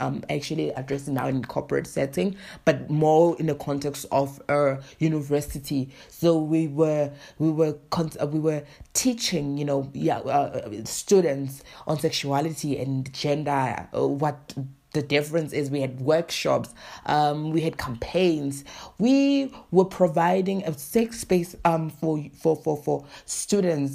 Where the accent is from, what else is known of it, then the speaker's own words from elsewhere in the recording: South Africa; I am from South Africa.